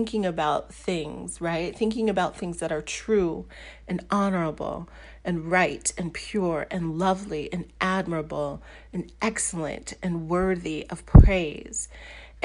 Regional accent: Washington, District of Columbia, United States; moved away as an adult; also born or lived in Mississippi / Virginia; now in New Jersey, United States; I grew up in D.C. That is where I had my formative years in the DMV area, as it's called now.

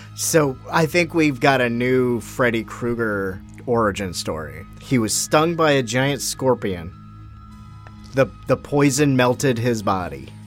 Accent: United States; I'm American

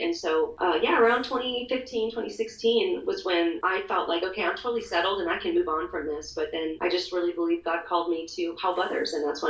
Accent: United States; as American Christians

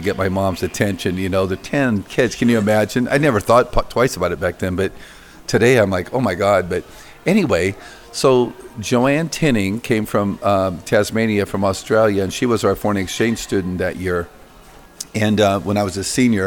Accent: Iowa, United States; working on the farms in Iowa. You know, growing up, I detasseled corn, walked beans, chopped thistles, fixed fence, baled hay.

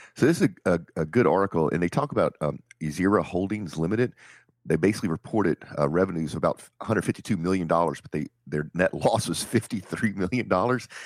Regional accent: Nigeria

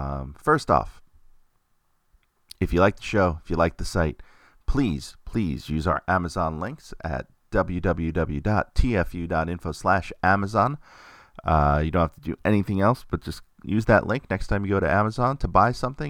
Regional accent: Queens, New York, United States; It's me growing up in Queens, New York, going to IS-119 in Glendale, Queens, and walking home to Middle Village with my friends, Greg and Corey

